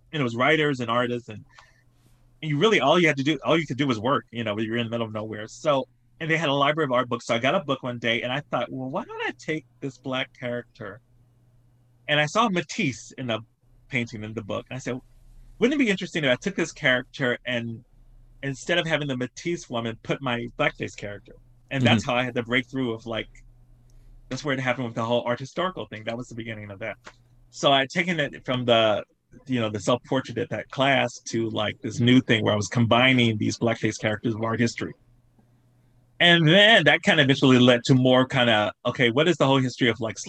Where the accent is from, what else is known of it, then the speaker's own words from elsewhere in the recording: Southern United States, United States; it was kind of going back to what I saw growing up in the South.